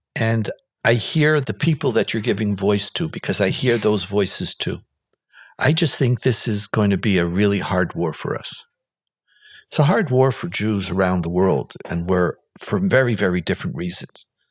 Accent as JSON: {"language": "English", "country": "Israel", "tie": "born or raised there", "said": "we grew up here in Israel"}